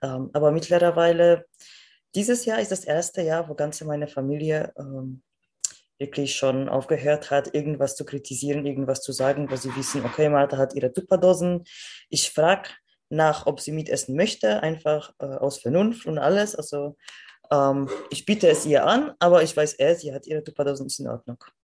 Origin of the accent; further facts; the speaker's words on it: Poland; moved away; Also ich komme aus Polen